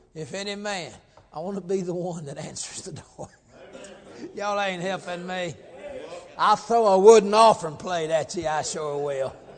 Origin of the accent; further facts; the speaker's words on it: Georgia, United States; moved away; I come up from Georgia